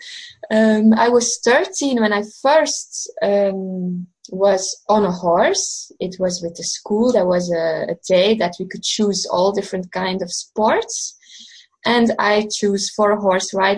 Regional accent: Belgium; also born or lived in Portugal; I'm from Belgium, so that's Western Europe.

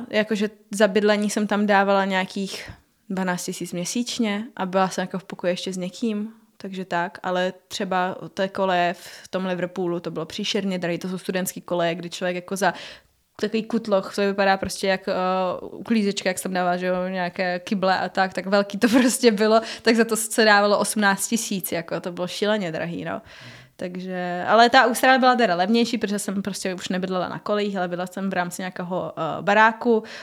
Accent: Havířov, Moravian-Silesian Region, Czechia; Eh, vyšla jsem z Havířova, to je hodně na východě

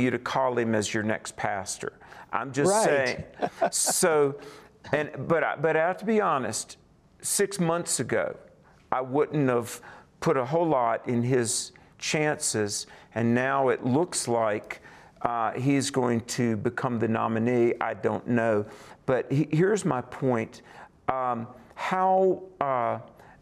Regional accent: the South, United States; I'm from the South, and I've been all over the South

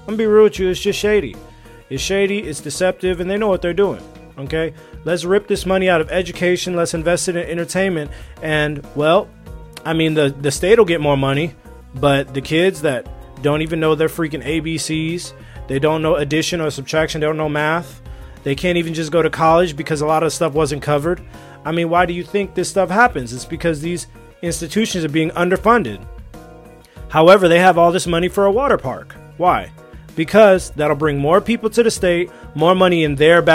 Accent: California, United States; moved away as an adult; also born or lived in Alabama / China; I grew up in California my whole life

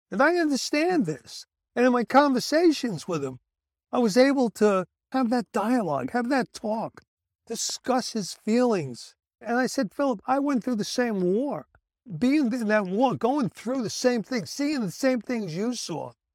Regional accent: Brooklyn, New York, United States; when I was a kid growing up in Brooklyn

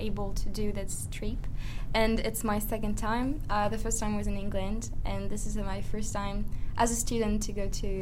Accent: Lyon, Auvergne-Rhône-Alpes, France; English is a second language; I'm from Lyon, too

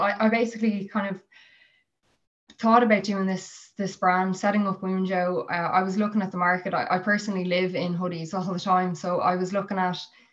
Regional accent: Skerries, Leinster, Ireland; I'm originally from Skerries, so I was commuting from Skerries to Sandyford

